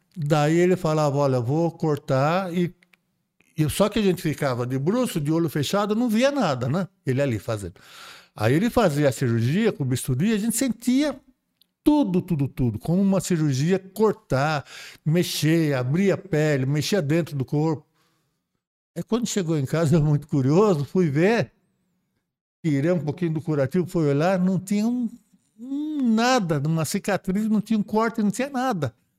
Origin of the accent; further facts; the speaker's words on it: Praia Grande, São Paulo, Brazil; Eu sou da Praia Grande